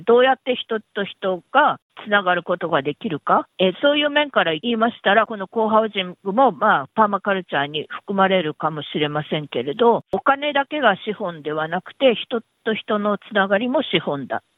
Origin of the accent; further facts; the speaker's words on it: Kumamoto, Japan; moved away as an adult; now in Melbourne, Australia; 私は熊本出身なんですけれど